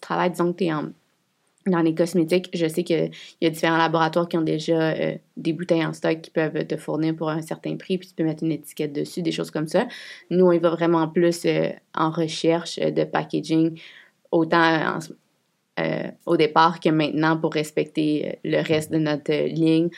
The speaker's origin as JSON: {"language": "French", "town": "Quebec City", "region": "Quebec", "country": "Canada", "said": "On est de Québec"}